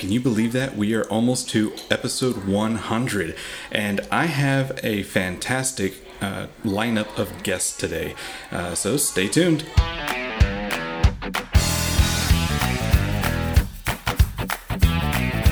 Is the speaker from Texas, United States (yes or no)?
yes; Uvalde, Texas, United States; my hometown in Uvalde